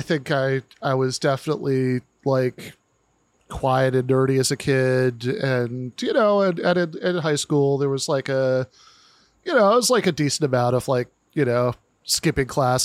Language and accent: English; East Lansing, Michigan, United States; moved away; I grew up in mid-Michigan.